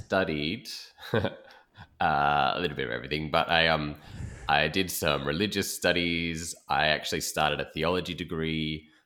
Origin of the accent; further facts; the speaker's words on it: Perth, Western Australia, Australia; moved away as an adult; also born or lived in East Coast, Australia; now in Sydney, Australia; I'm from West Australia originally, born and bred there